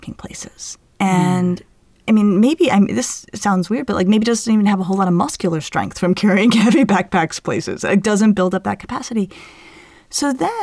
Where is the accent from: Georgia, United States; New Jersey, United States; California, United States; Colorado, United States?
Colorado, United States; Denver; hiking and rock climbing I did growing up in Denver